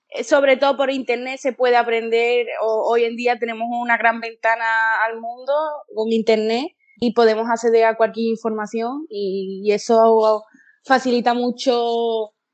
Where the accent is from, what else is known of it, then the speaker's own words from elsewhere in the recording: Seville, Andalusia, Spain; yo como, soy de Sevilla, nunca he visitado Cártama